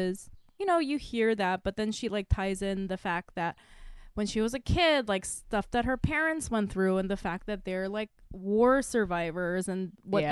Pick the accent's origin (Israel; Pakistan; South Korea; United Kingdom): South Korea; moved away as an adult; now in United States; I'm from Korea. I was born there. And I didn't move to the States until I was 20.